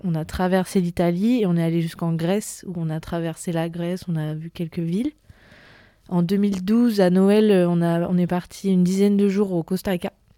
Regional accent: Vence, Provence-Alpes-Côte d'Azur, France; je viens à l'origine du sud de la France, à côté de Nice, dans une, petite, c'est pas vraiment une petite ville, mais qui s'appelle Vence

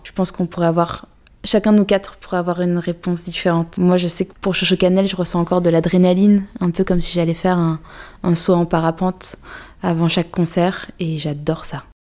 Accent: Vaucluse, Provence-Alpes-Côte d'Azur, France; J'ai grandi à sur Sorgue dans le Vaucluse

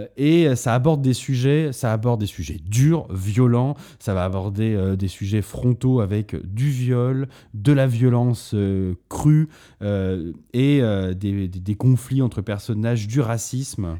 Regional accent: Bordeaux, Nouvelle-Aquitaine, France; à la base, on vient de Bordeaux avec Antoine

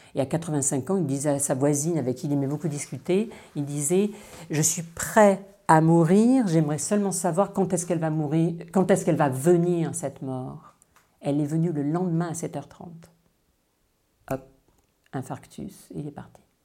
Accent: Dordogne, Nouvelle-Aquitaine, France; also born or lived in China / Paris; now in Rennes, France; Je suis née en Dordogne, mais je vis en Bretagne depuis mon retour de Chine en 89

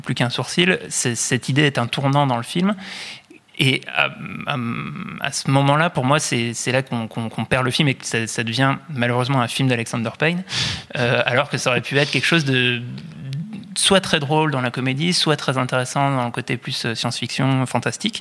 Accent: France; en tant que Français

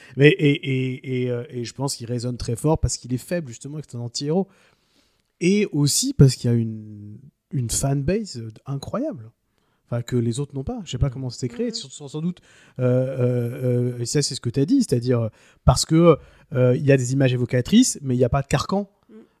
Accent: France; chez nous en France

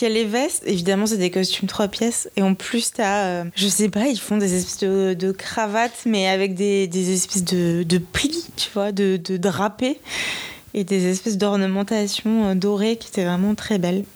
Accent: Bordeaux, Nouvelle-Aquitaine, France; moved away; je viens de Bordeaux, donc euh, j'ai été voir ma famille

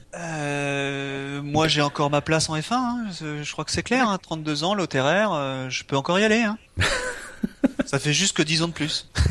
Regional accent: France; on est français

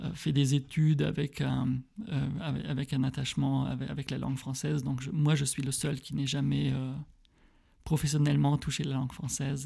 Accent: Frankenthal, Rhineland-Palatinate, Germany; now in Berlin, Germany; Je suis allemand, je suis né à Frankenthal, euh, entre. Oui, près de Mannheim

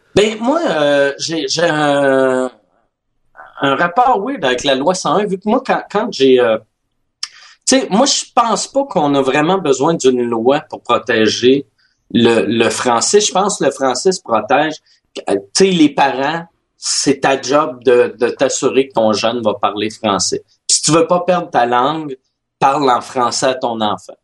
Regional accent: Quebec City, Quebec, Canada; born or raised there; first language French and English

